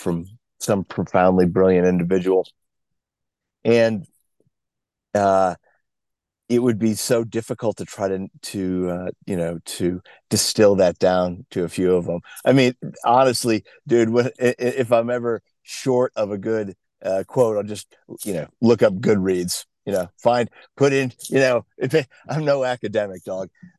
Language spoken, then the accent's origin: English; New England, United States; I grew up in New England. I was born a few years ago back there.